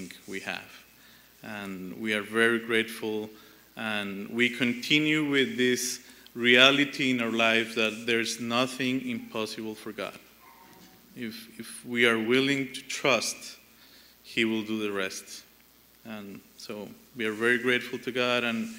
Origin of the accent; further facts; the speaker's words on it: Colombia; moved away as an adult; we are from Colombia, South America